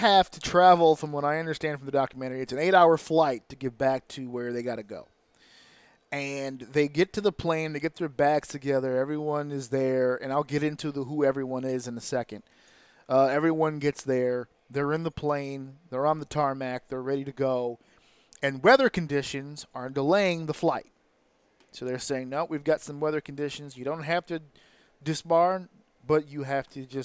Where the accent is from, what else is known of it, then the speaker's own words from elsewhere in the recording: United States; as an American